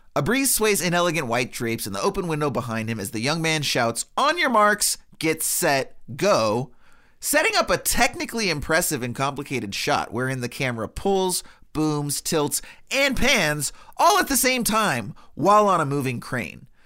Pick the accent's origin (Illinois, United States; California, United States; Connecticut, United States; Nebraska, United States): California, United States; Los Angeles; born and bred in Los Angeles, I didn't grow up in New York